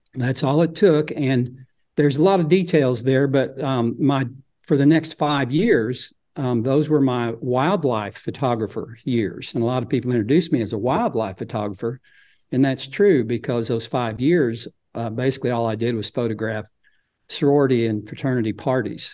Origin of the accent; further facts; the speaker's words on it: Fayetteville, Arkansas, United States; I was born in Fayetteville and, um, lived there till in my forties